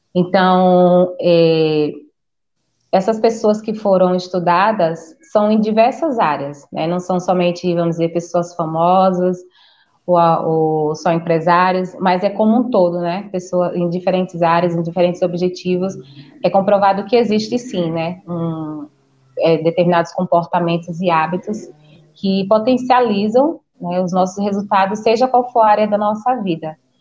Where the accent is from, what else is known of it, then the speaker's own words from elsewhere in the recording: Sergipe, Brazil; now in Campinas, Brazil; eu sou nordestina, né, sou de Sergipe, só que atualmente moro em Campinas